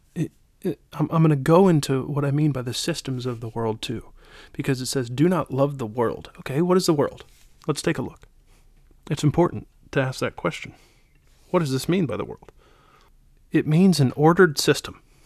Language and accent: English; United States; from America